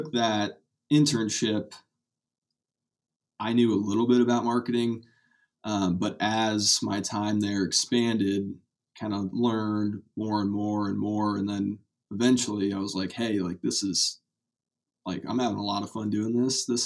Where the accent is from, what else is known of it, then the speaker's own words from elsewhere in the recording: Kearney, Nebraska, United States; I'm from Kearney, Nebraska. Went to Kearney High